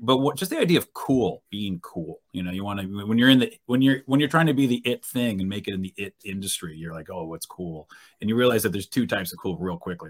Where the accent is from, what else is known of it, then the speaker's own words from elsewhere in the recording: New Hampshire, United States; moved away as an adult; also born or lived in California; left California, got back to my home state of New Hampshire